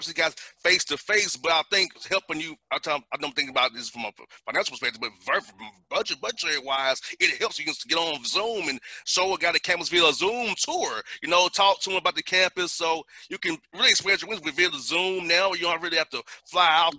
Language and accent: English; Atlanta, Georgia, United States; I'm from Atlanta